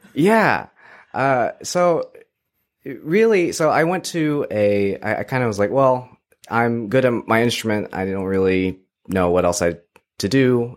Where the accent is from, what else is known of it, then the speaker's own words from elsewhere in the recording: Texas, United States; moved away as an adult; now in Ottawa, Canada; I grew up in Texas